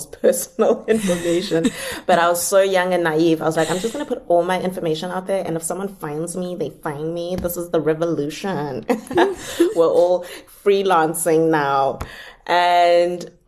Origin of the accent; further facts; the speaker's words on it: South Africa; moved away as an adult; now in Cape Town, South Africa; I live 23 hours away from Cape Town. That's my hometown, is that far by bus.